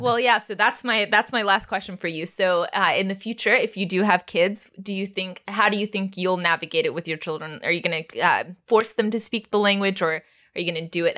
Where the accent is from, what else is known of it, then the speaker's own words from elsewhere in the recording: Texas, United States; I grew up in Texas